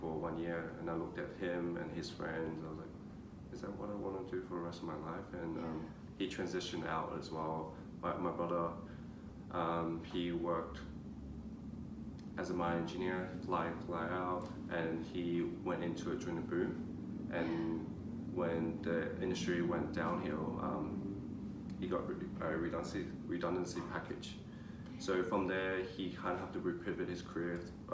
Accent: Australia; also born or lived in China; our family came to Australia when I was 8, so we were technically immigrants

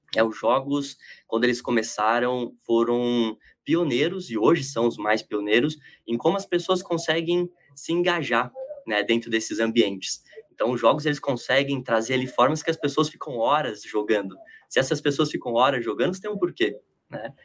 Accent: Palmital, São Paulo, Brazil; now in São Paulo, Brazil; Mas eu sou do interior do estado, lá na divisa com o Paraná, quase né? Uma cidadezinha chamada Palmital, de 20 mil habitantes

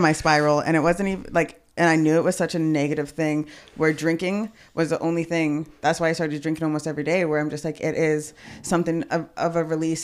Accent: Edmonton, Alberta, Canada; born or raised there; also born or lived in Kelowna, British Columbia

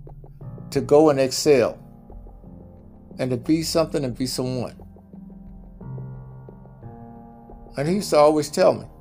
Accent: Jackson, Mississippi, United States; moved away as an adult; also born or lived in Los Angeles, California; I grew up in Mississippi, Jackson, Mississippi

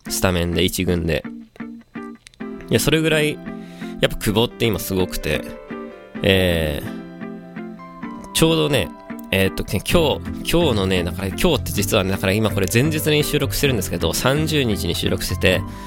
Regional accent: Kanagawa, Japan; 神奈川の出身なんで

